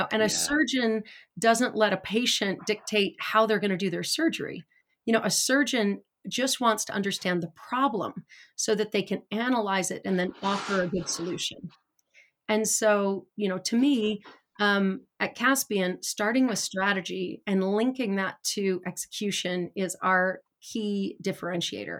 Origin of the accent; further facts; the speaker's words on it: Idaho Falls, Idaho, United States; also born or lived in Bay Area; now in California, United States; I grew up in Idaho Falls, Idaho with not a lot.